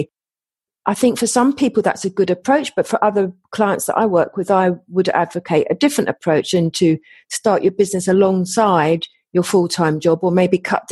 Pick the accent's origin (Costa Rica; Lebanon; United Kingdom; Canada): United Kingdom; England; accent: English; my English accent